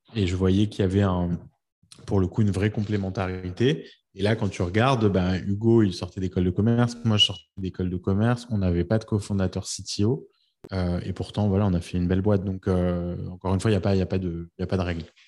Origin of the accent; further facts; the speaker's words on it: France; moved away as an adult; now in New York, United States; quand on est français